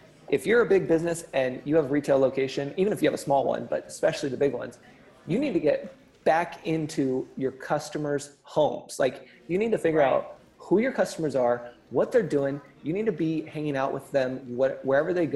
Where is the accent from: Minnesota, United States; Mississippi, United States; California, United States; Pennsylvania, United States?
California, United States; I'm totally a California boy